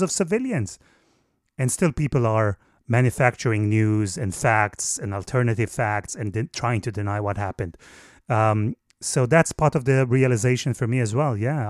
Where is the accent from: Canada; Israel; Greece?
Israel; moved away as an adult; now in United Kingdom; I was born in Israel.